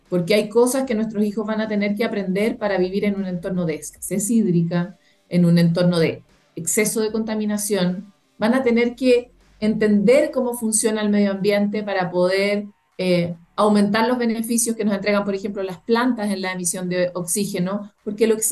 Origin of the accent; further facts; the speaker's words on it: Costa Rica; born there; yo efectivamente nací en Costa Rica eh, y Costa Rica es algo así como la meca latinoamericana del medio ambiente